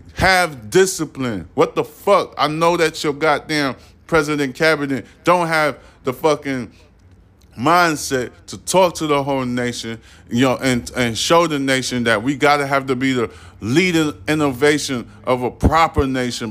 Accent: United States; I'm American

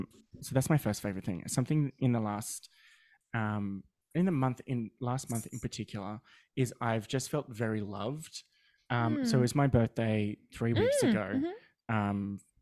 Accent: Australia; No, I'm Australian.

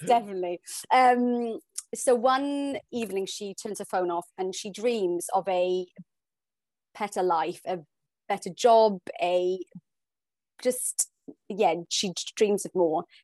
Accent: South Wales, United Kingdom; also born or lived in Hong Kong; now in London, United Kingdom; I'm from South Wales, we moved to Hong Kong, I live in London

